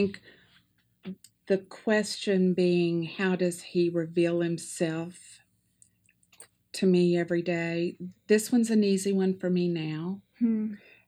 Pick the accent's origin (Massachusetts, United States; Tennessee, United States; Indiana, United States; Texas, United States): Tennessee, United States; moved away as an adult; also born or lived in Chicago; Henry and I had just moved back to Tennessee from Chicago. So I was in my home state